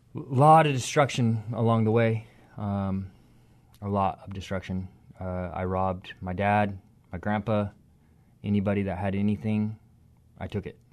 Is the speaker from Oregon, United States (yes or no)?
yes; Gresham, Oregon, United States; also born or lived in Longview; I grew up in Gresham, Oregon